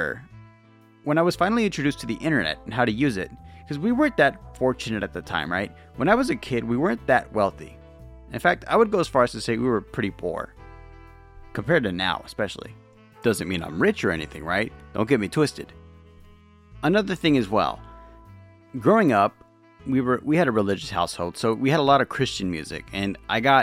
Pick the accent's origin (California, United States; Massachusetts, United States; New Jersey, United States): California, United States; Lakewood; I was born in Lakewood, California, you know, near Los Angeles